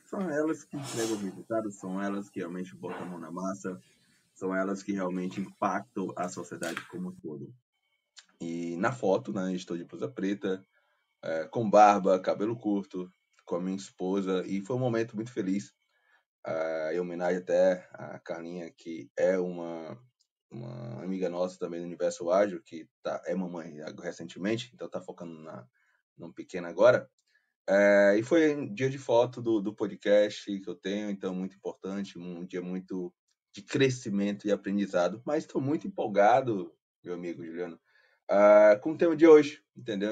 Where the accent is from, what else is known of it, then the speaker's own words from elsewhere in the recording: Fortaleza, Ceará, Brazil; sou de Fortaleza, cearense